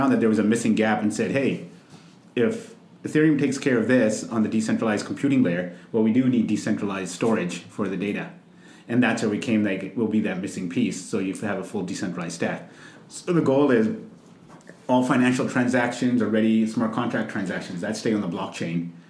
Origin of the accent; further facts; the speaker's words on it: Vancouver, British Columbia, Canada; moved away as an adult; also born or lived in Los Angeles, United States; growing up in Vancouver, I mean, we're all first generation kids coming up there from, you know, our parents immigrated from India